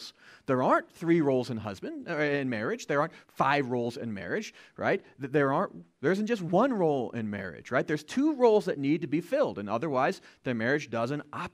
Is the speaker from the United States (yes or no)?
yes; United States; As American citizens